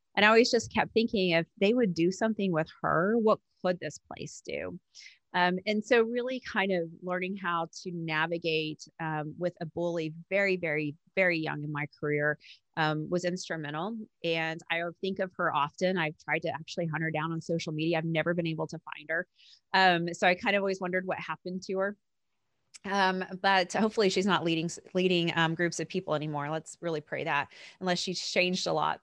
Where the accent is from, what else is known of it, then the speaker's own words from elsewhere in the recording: Oklahoma, United States; I was born and raised in Oklahoma